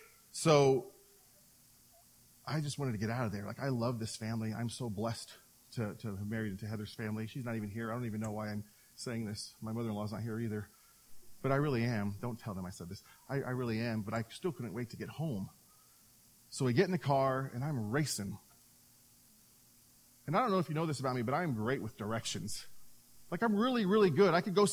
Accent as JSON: {"language": "English", "town": "Seattle", "region": "Washington", "country": "United States", "moved": "yes", "said": "But I am from Seattle, so I'm a Mariners fan"}